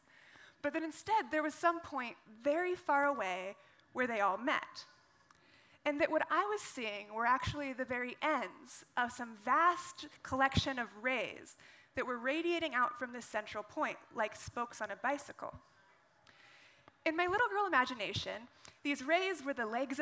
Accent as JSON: {"language": "English", "town": "Carson City", "region": "Nevada", "country": "United States", "tie": "born or raised there", "said": "I grew up in the western United States, in a state called Nevada"}